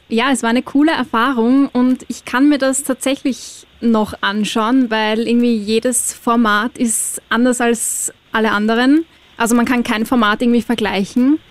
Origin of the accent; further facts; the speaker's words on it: Austria; als Österreicher und Österreicherin